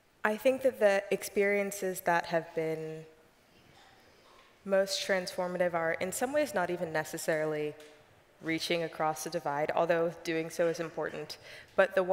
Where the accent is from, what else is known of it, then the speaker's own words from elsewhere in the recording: Richmond, Virginia, United States; moved away as an adult; now in Washington, D.C., United States; I grew up in Richmond, Virginia